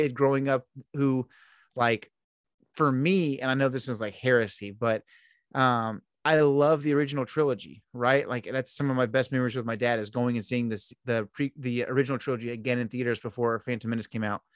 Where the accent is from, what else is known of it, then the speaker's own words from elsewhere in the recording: Houston, Texas, United States; I'm from Houston